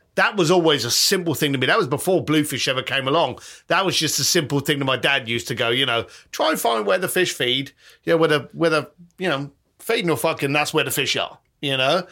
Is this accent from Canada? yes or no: no; London, United Kingdom; as a kid growing up in London